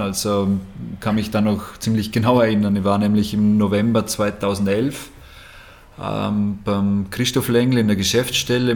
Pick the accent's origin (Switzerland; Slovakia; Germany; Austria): Austria; bei uns in Österreich